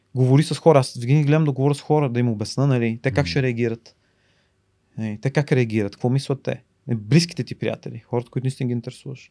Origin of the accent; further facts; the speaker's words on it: Bulgaria; moved away as an adult; also born or lived in New York; аз съм единствения българин